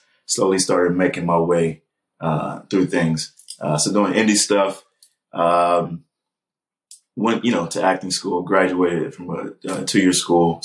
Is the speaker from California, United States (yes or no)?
yes; California, United States; I'm from California